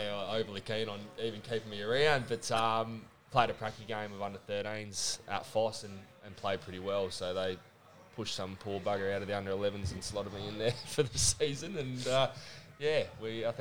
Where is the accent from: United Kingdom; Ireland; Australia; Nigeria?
Australia; Glenelg, South Australia; we grew up down in Glenelg